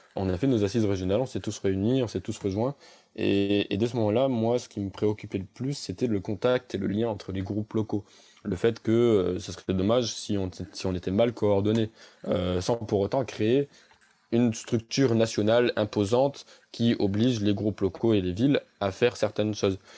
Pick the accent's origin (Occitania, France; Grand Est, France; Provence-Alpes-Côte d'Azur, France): Provence-Alpes-Côte d'Azur, France; Avignon; je suis absolument pas d'Annecy, je suis d'Avignon.